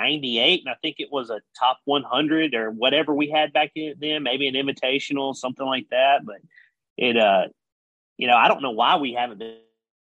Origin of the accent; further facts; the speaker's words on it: Wetumpka, Alabama, United States; Being from Alabama, we know, and he's from close to where I grew up. He's from Sylacauga. I'm from Wetumpka